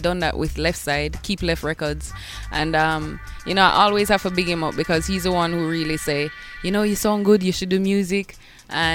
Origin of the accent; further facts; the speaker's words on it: Bull Bay, Saint Andrew, Jamaica; growing up in Bull Bay, I had a next-door neighbor who collected records